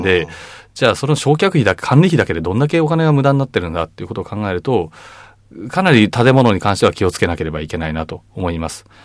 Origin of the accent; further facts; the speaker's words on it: Chiba, Japan; 僕千葉出身なんですけど